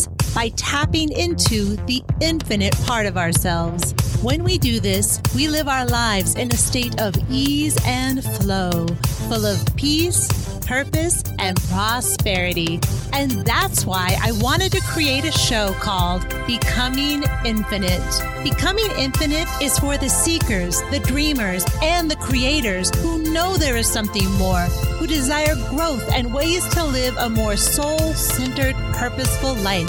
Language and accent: English; Pacific Northwest, United States; moved away; growing up in the Pacific Northwest